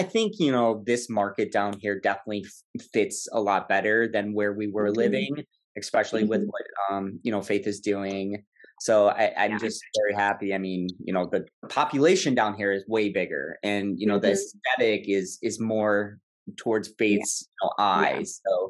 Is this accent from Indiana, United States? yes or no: no; Illinois, United States; like she said, you know, 5-year plan moving to kind of my hometown in Illinois.